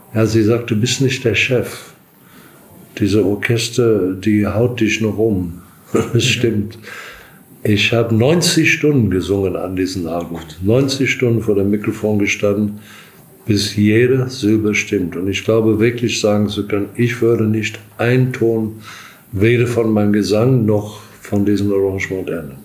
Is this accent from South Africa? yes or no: yes; South Africa; also born or lived in Durban, South Africa; now in Germany; ich komme aus Südafrika